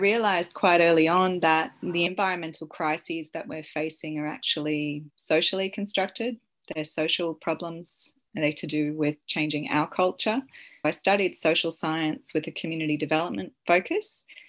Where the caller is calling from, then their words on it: Sunshine Coast, Queensland, Australia; I'm calling in from Cabi Cabi Country on the Sunshine Coast